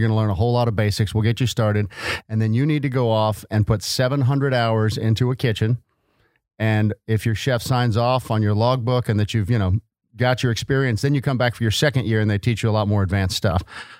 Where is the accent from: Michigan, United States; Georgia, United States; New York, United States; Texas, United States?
Texas, United States; Fort Worth; Yes, sir. Fourth generation.